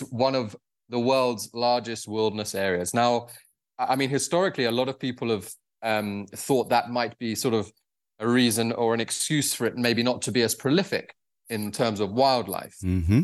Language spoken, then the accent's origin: English; United Kingdom; moved away; also born or lived in Zambia; I'm actually from the UK originally